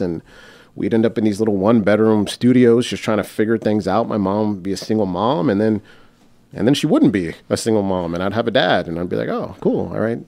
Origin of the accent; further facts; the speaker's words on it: United States; I'm I'm American